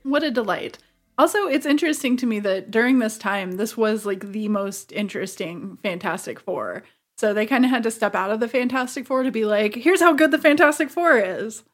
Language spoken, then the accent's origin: English; Missouri, United States; I was in Missouri